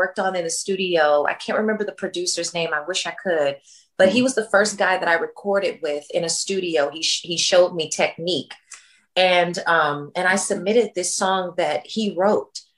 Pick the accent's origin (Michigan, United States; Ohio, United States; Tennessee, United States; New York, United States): Tennessee, United States; Memphis; I'm from Memphis, Tennessee